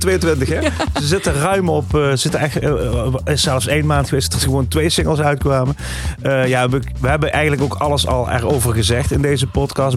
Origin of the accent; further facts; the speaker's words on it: Echt, Limburg, Netherlands; Nou kom ik uit Echt